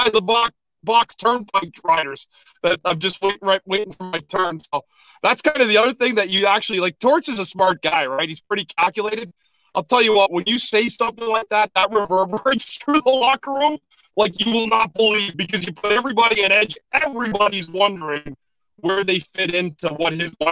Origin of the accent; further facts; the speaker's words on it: Ottawa, Ontario, Canada; I'm from Ottawa, born and raised.